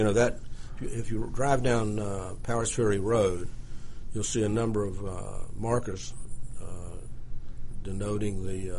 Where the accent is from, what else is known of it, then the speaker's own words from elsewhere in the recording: Atlanta, Georgia, United States; Now I'm an Atlantan. I grew up in Atlanta. I was born in Atlanta, and I went to Grady High School.